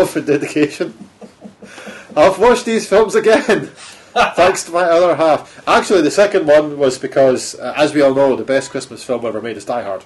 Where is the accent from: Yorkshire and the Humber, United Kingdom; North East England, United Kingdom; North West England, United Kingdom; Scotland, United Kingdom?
Scotland, United Kingdom; being Scottish